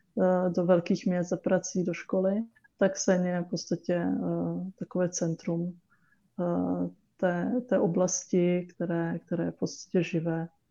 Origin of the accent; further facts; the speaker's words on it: Czechia; Czech is a second language; my jsme se teda naučili česky, chodili jsme do školy do Čech